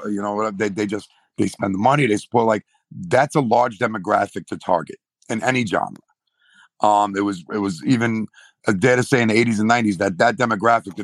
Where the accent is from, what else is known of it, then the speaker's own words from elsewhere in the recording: New York, United States; I'm from New York.